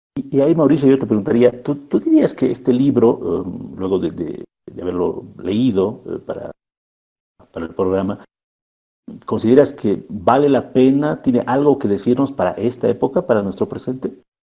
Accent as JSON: {"language": "Spanish", "country": "Bolivia"}